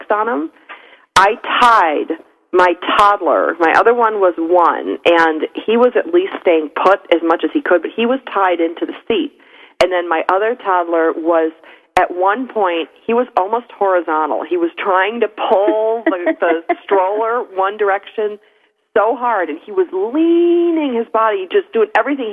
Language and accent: English; Buffalo, New York, United States; I grew up in Buffalo